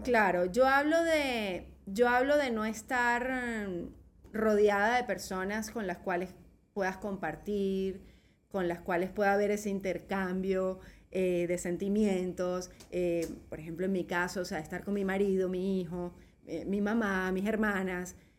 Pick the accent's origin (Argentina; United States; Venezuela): Venezuela; moved away as an adult; now in Spain; yo salí de Venezuela muy molesta con Venezuela, ¿ok? Eh, yo estaba bien, o sea, en el sentido económico, mi casa, todo tal. Yo salí con 36 años